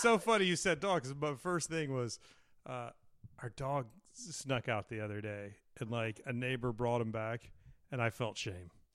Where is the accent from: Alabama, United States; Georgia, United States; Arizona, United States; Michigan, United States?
Alabama, United States; now in California, United States; I was born in Alabama